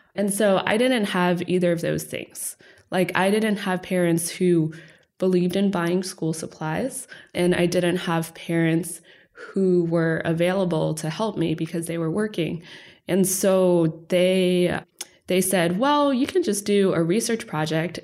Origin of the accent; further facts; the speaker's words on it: Texas, United States; moved away; also born or lived in Los Angeles; Growing up in Texas, we moved around, ended up in Texas